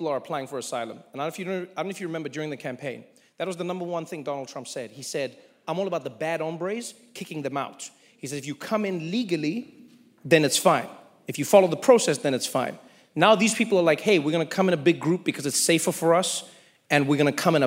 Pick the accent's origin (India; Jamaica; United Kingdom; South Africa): South Africa; now in United States; as a South African